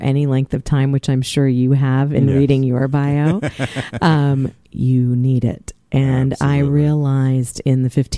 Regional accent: Mount Vernon, Virginia, United States; I grew up in the Washington, D.C. area in Mount Vernon

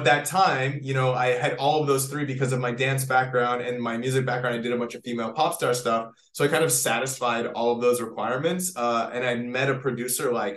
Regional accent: Canada; moved away as an adult; now in Los Angeles, United States; I am from Canada. I moved to LA many, many years ago

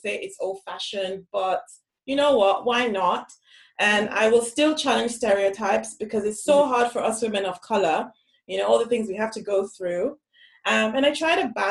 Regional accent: Lagos, Nigeria; moved away as an adult; now in London, United Kingdom; I'm a Yoruba girl from Lasgidi

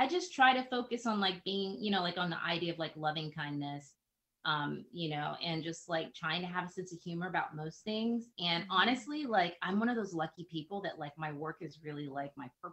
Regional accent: the South, United States; I'm Southern, I'm Black. So you can imagine I grew up Christian and Baptist

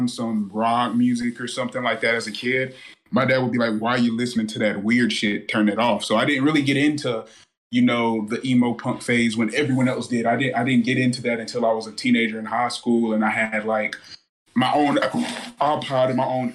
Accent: South Carolina, United States; growing up in South Carolina, especially going around the racetracks a lot

